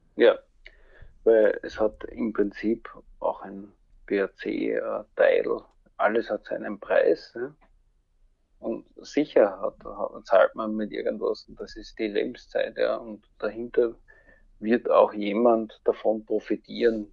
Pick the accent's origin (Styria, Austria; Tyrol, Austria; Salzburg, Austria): Styria, Austria; Graz; bei uns in Graz gibt's ja äh, eine Uni